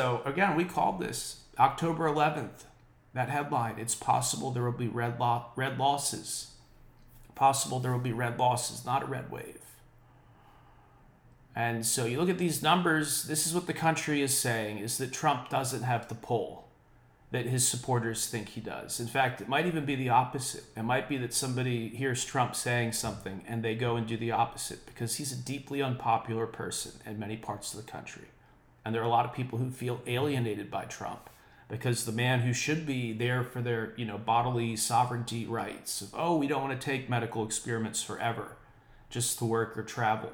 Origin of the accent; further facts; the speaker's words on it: United States; my home state